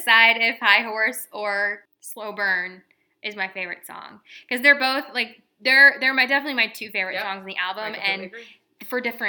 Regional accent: Midwest, United States; Because I'm from the Midwest where we repress everything.

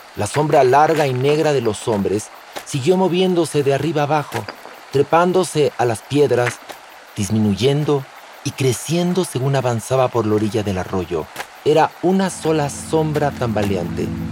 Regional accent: Mexico; soy mexicano

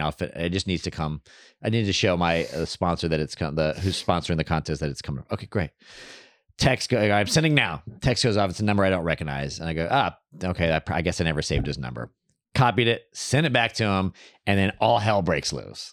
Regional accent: Texas, United States; now in Los Angeles, United States; I grew up in Texas, but I didn't grow up religious

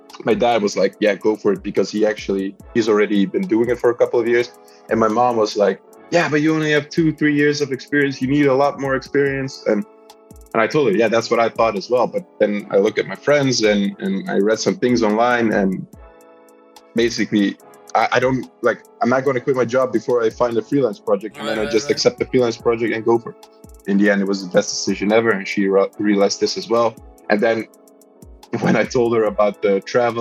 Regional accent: Netherlands; also born or lived in Belgrade, Serbia; my parents moved to Holland. And I had a pretty chill childhood. I mean, everything was okay in Holland

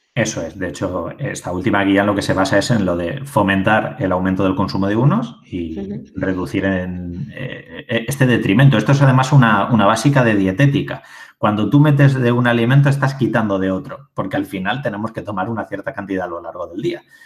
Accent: Albacete, Castilla-La Mancha, Spain; yo hablaré en castellano, eh, que, soy de Albacete

